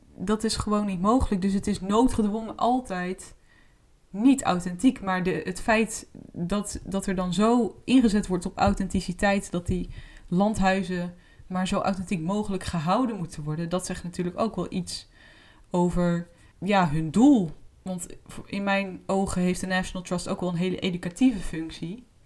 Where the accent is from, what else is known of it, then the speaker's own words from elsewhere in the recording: Netherlands; wij zijn Nederlanders